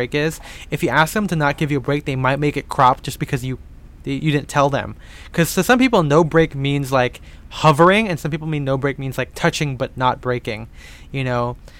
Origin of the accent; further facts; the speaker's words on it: Philippines; Lunar New Year. Yep. Even though I'm a Filipino.